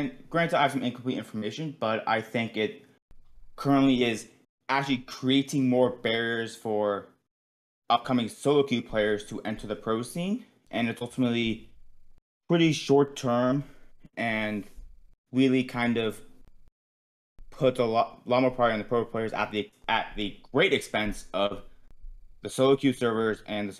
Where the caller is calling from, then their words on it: Seattle, Washington, United States; I'm calling from Seattle area.